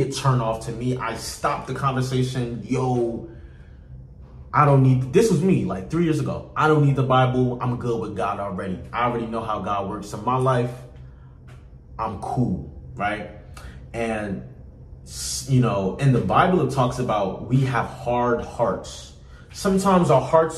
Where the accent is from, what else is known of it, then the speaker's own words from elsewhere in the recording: North New Jersey, United States; I grew up in North New Jersey. I've been living in North New Jersey for about 8 years.